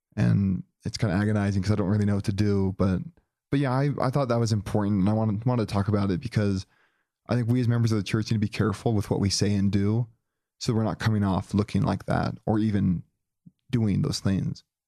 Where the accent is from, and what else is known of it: Joplin, Missouri, United States; born or raised there